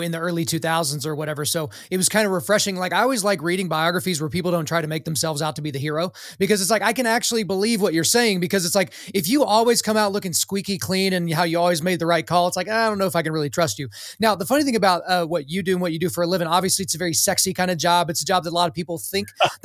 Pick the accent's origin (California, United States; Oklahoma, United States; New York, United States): Oklahoma, United States; my home state of Oklahoma